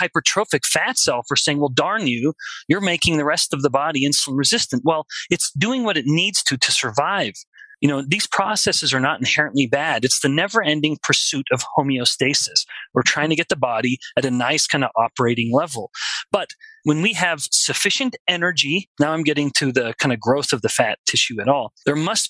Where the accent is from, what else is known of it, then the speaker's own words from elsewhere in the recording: Alberta, Canada; we're all Canadians here, I'm from Alberta